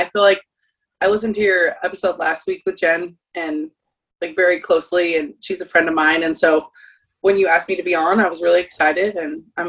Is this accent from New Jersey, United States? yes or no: no; Phoenix, Arizona, United States; moved away; I'm from Phoenix, Arizona, so I grew up an Arizona State fan.